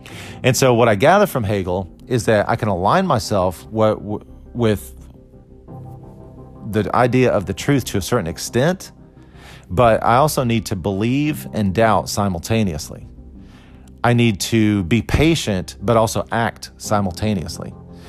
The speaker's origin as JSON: {"language": "English", "country": "Costa Rica", "tie": "born there", "said": "the fact that I was born in Costa Rica, all these things that were kind of good or bad."}